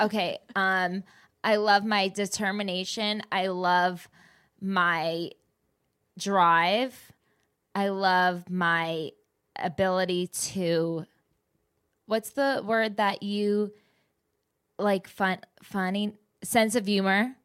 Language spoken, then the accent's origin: English; New Jersey, United States; I'm just from the East Co, like, Jersey